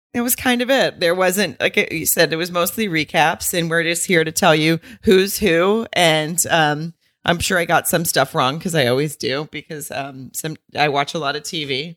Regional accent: Arkansas, United States; people I knew, like, growing up in Arkansas

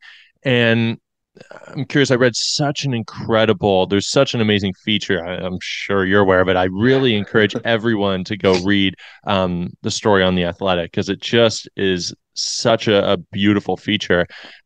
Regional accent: London, Ontario, Canada; I grew up in London

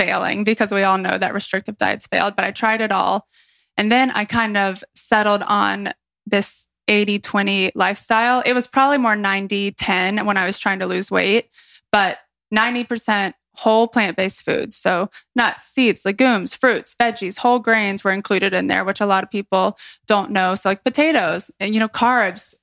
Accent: Atlanta, Georgia, United States; moved away as an adult; also born or lived in Columbia, South Carolina; now in Charleston, United States; I grew up in Atlanta, Georgia, in the city

